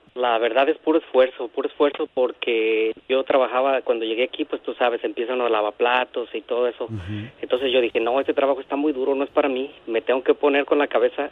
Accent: Los Altos de Jalisco, Mexico; now in Buena Park, United States; Yo vengo de los Altos de Jalisco.

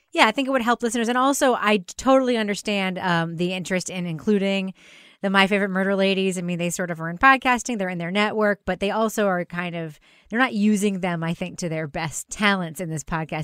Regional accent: Long Island, New York, United States; our shared memories growing up on Long Island

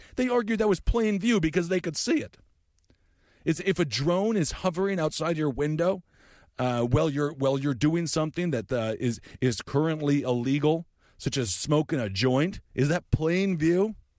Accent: Fargo, North Dakota, United States; I was born in Fargo.

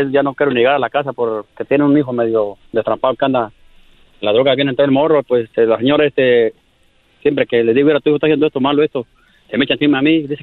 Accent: Michoacán, Mexico; Porque somos michoacanos, quería saludar a Erasmo

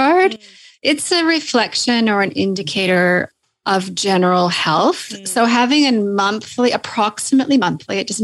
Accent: Canada; accent: Canadian; moved away as an adult; now in Sydney, Australia; So as you can probably hear from my accent, I'm Canadian.

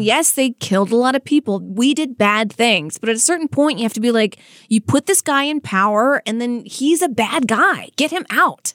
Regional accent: United States; I'm speaking as an American

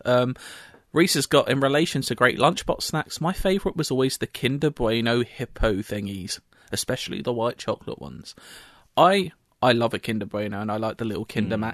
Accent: London, United Kingdom; I I'm on the very border of London. I'm still a Londoner. I call myself mm, a Londoner.

